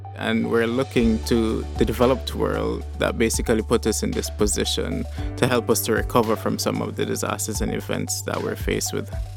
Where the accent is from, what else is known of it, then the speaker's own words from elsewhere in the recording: St. Kitts & Nevis; moved away as an adult; now in London, United Kingdom; So, like I said, I'm from Saint-Quentin-Nevis.